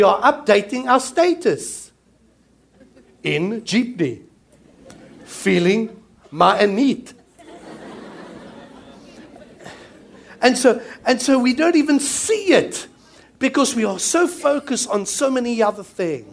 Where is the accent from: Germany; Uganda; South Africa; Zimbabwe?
South Africa; now in New Zealand; Coming from South Africa, I'm South African